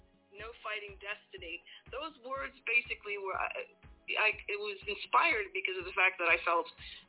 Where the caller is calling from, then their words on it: England, United Kingdom; I am currently in England.